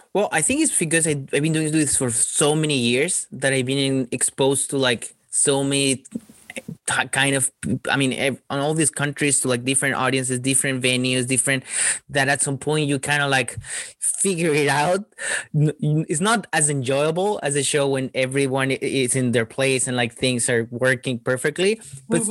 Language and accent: English; Chile; moved away; when I was growing up in Chile, well, Chile is really small